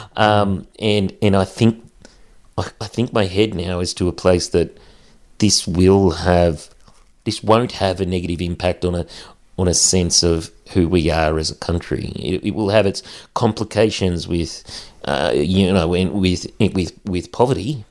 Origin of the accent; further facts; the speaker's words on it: central west New South Wales, Australia; Growing up in the bush, growing up in a small community